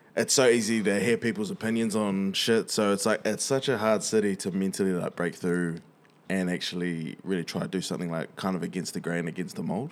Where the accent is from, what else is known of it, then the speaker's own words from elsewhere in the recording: Wellington, New Zealand; we grow in Wellys